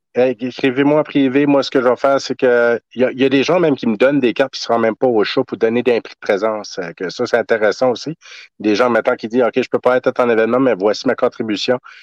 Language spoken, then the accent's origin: French; Tracadie-Sheila, New Brunswick, Canada; Je suis originaire de Nouveau-Brunswick, euh, tracadie shayla